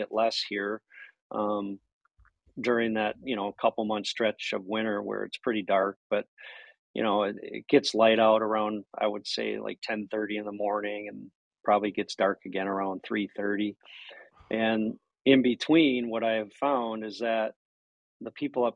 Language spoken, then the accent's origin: English; Minnesota, United States; moved away; I'm from Minnesota as well.